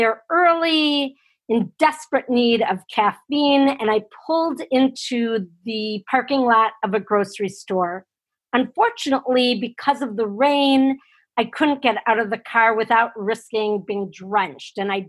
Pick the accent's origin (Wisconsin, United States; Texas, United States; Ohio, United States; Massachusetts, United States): Wisconsin, United States; I'm a girl from Wisconsin.